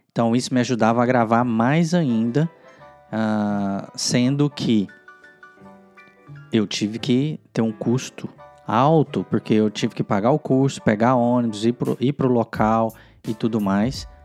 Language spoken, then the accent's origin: Portuguese; Goiânia, Goiás, Brazil; Eu sou original de Goiânia, que são mais ou menos uns 300 quilômetros, uh, e eu fui morar em Brasília sozinho